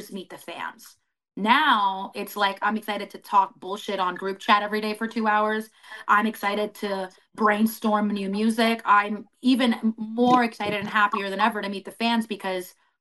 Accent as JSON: {"language": "English", "region": "Florida", "country": "United States", "said": "I'm from Florida"}